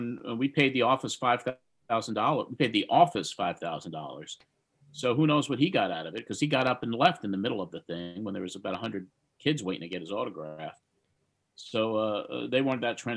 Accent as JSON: {"language": "English", "town": "Commack", "region": "New York", "country": "United States", "tie": "born or raised there", "said": "my hometown, man, is where I grew up"}